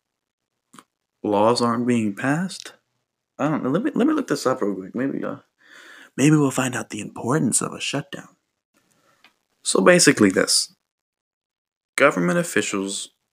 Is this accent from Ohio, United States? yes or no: no; Kentucky, United States; I was born in Kentucky